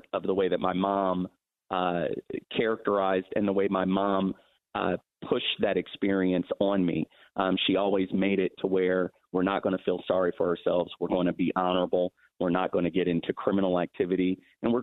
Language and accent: English; Columbus, Ohio, United States; also born or lived in Los Angeles, California; we moved from Columbus to Los Angeles, California, with no family, no safety net. And that's the period of time, probably from the age of 6 to maybe 8. We came back to Columbus when I was about 10